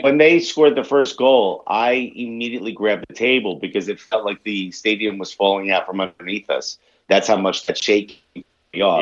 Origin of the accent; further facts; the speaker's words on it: New York, United States; as a New Yorker and a comedian